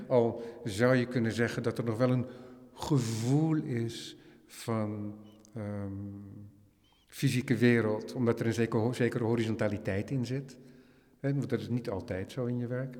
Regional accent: Netherlands; wij als Hollander

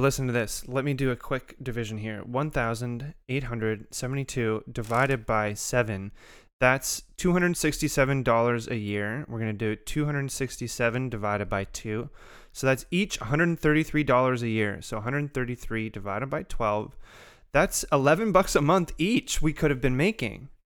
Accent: Canada; despite being a Canadian

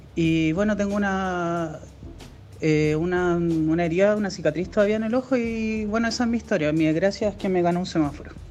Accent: Santiago, Santiago Metropolitan Region, Chile; yo soy acá de Santiago

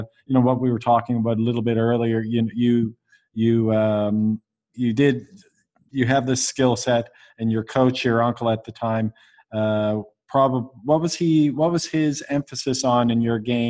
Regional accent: Canada; I grew up in Canada

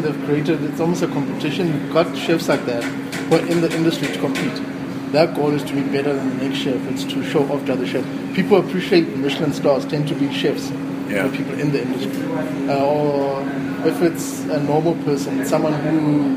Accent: Soweto, Gauteng, South Africa; I'm from Soweto

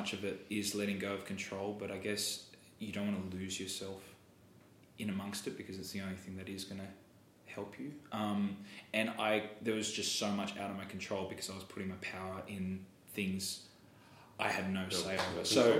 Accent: Australia; Americans, you use your mouth so well. Australians are very lazy.

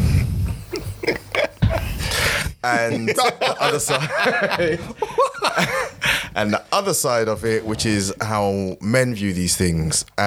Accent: Nigeria; as a Nigerian

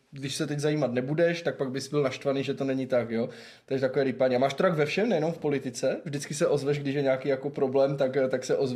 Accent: Zlín, Zlín Region, Czechia; also born or lived in Olomouc; Přijel jsem dnes do Lomouce, ale pocházím ze Zlína, volomouci pouze studuji vysokou školu.

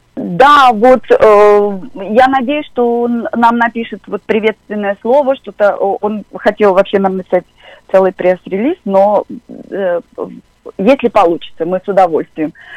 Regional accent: Volgograd, Volgograd Oblast, Russia; я сама из Волгограда

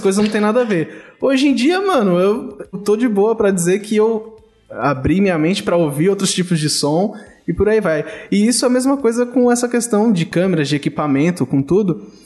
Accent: São Paulo, Brazil; moved away; eu fui criado em São Paulo

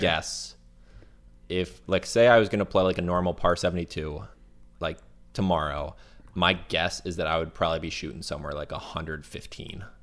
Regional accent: Florida, United States; moved away; Okay, so I'm from Florida

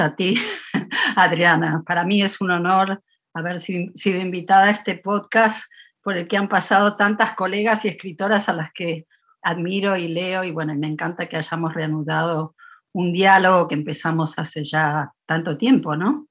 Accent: Buenos Aires, Argentina; now in Davis, United States; he pasado mucho más tiempo en Estados Unidos que en Argentina, en Buenos Aires, la ciudad donde nací

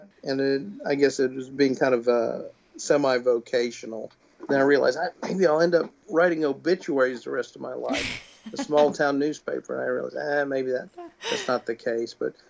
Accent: Waxahachie, Texas, United States; Yeah, I grew up in Waxahachie, Texas, just south of Dallas, with my two brothers and folks

